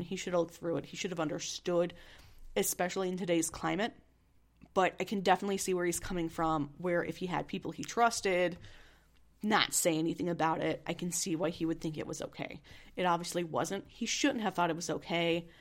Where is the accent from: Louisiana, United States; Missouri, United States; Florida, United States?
Missouri, United States; I'm from Missouri